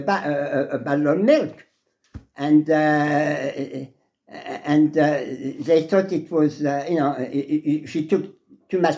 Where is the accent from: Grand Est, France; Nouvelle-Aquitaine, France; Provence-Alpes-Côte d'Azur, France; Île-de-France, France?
Île-de-France, France; Paris; moved away as an adult; also born or lived in Germany; now in United States; I was born in Paris, yeah. Right. I was French native. I came to America when I was 18 years old.